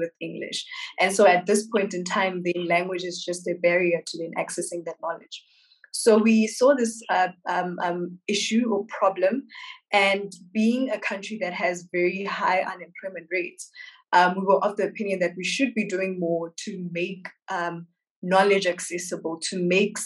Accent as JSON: {"language": "English", "town": "Welkom", "region": "Free State", "country": "South Africa", "tie": "born or raised there", "said": "I'm a young woman, Wamosotho, born and bred in Valcom in the Free State"}